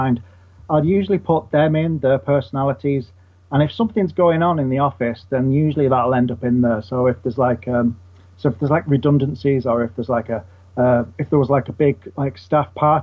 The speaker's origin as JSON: {"language": "English", "town": "St Helens", "region": "North West England", "country": "United Kingdom", "tie": "born or raised there", "moved": "yes", "lives_now": "Manchester, United Kingdom", "said": "I was born in St. Helens, which is a part of Liverpool."}